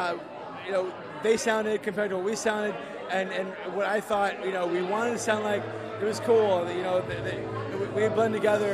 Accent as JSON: {"language": "English", "town": "Berkeley", "region": "California", "country": "United States", "said": "I'm from Berkeley"}